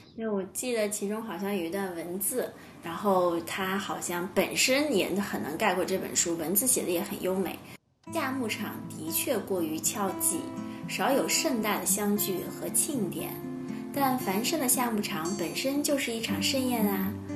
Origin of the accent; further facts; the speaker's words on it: China; 作为中国人，其实谈论死亡总归有一些就心理压力嘛